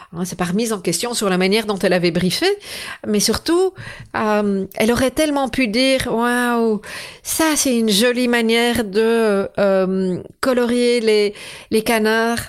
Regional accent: Belgium; chez nous en Belgique

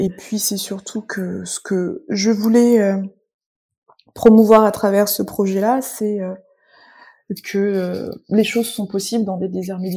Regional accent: central France, France; je viens euh, le centre de la France, euh, désert médical.

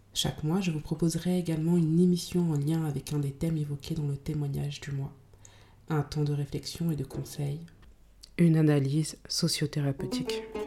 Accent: France; Je suis née en France, dans les années 90, d'un père malien et d'une mère euh, maliano-guinéenne.

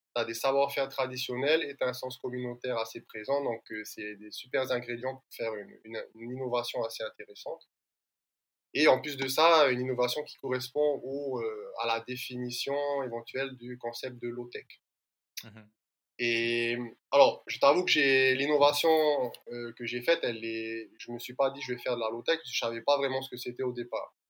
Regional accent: French Polynesia; je suis originaire de l'île de Moria

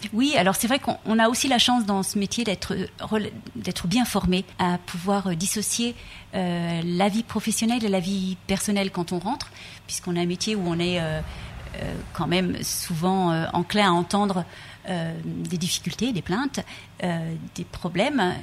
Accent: Brittany, France; je viens de Bretagne

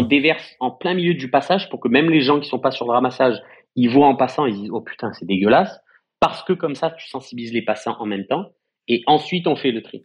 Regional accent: Marseille, Provence-Alpes-Côte d'Azur, France; on est Marseillais et on prend soin de notre propre ville

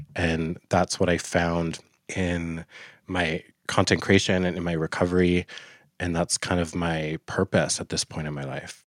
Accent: Fort Nelson, British Columbia, Canada; also born or lived in Vernon, British Columbia; I was born in Vernon, and I was adopted pretty quickly from my indigenous family, and I was raised in Fort Nelson, B C

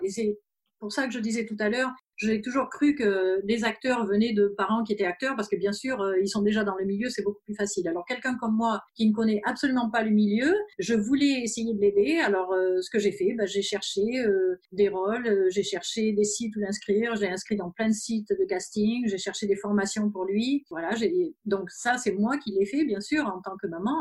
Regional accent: France; moved away as an adult; also born or lived in German-speaking Switzerland; now in Switzerland; nous sommes français, mais on habite en Suisse, en Suisse alémanique depuis 12 ans

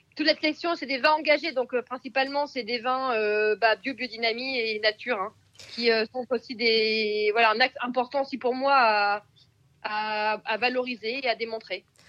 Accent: Picardy, Hauts-de-France, France; je suis picarde d'origine

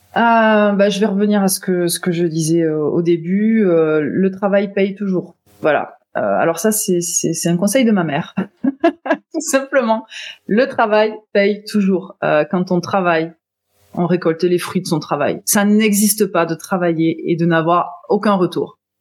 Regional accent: Toulouse, Occitania, France; je viens de Toulouse

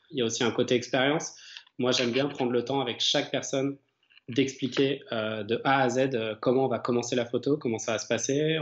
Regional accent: Chalon-sur-Saône, Bourgogne-Franche-Comté, France; J'habite et je suis né en fait à Chalon-sur-Saône

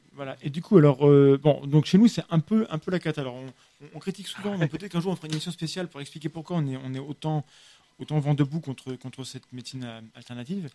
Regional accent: France; par chez nous, en France

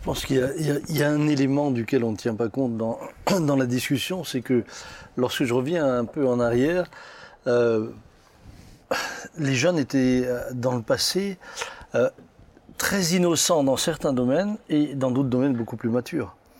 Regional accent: Pfastatt, Grand Est, France; j'ai grandi à Fastat où on était relativement tranquille

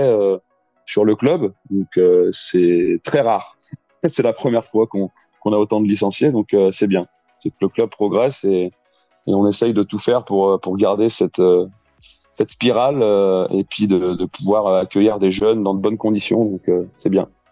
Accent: Lyon, Auvergne-Rhône-Alpes, France; je suis né à Lyon et j'habite dans la région lyonnaise depuis tout petit

